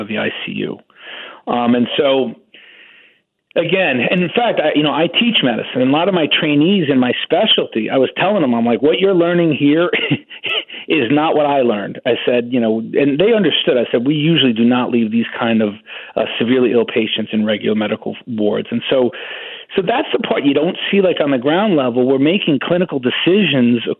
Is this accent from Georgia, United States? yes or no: no; New York, United States; also born or lived in Wisconsin; I'm a New Yorker, and I actually resigned from the University of Wisconsin to go back to New York